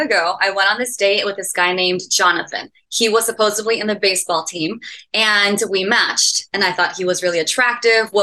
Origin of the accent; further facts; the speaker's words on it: El Paso, Texas, United States; moved away as an adult; also born or lived in Denton, Texas; I'm originally from El Paso and I transferred out to Denton, the University of North Texas